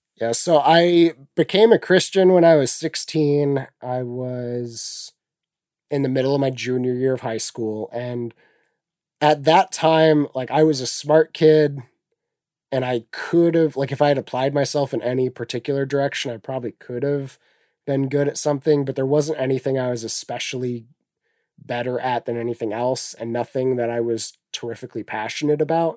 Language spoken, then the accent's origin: English; Ney, Ohio, United States; I grew up out, as I said earlier, outside of a town of three hundred people. The town was called Ney.